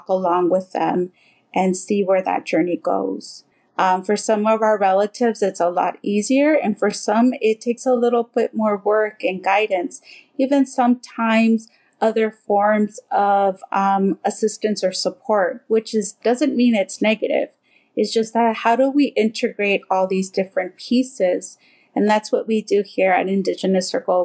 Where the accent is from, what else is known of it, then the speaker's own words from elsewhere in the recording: Southern California, United States; I grew up here in Southern California